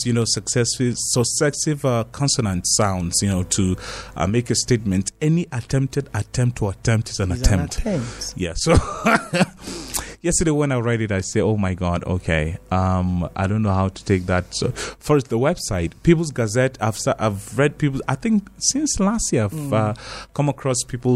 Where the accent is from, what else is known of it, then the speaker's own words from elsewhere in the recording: Nigeria; me as a Nigerian